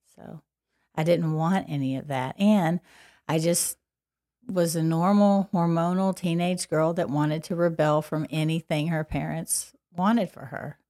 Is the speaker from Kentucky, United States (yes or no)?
yes; Paducah, Kentucky, United States; accent: Kentucky; moved away; I grew up in Paducah, Kentucky